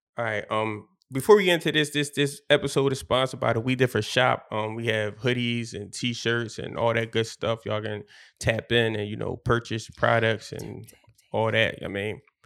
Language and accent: English; Philadelphia, Pennsylvania, United States; I'm from Philly